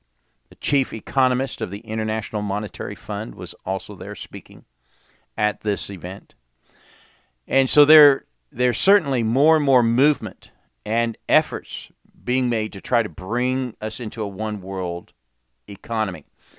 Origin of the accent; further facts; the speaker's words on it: England, United Kingdom; when I grew up in England, we had storms and snow